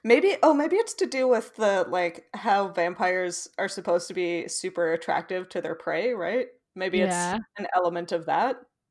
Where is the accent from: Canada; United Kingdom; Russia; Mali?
Canada; as a Canadian, I was probably a little bit too psyched about that.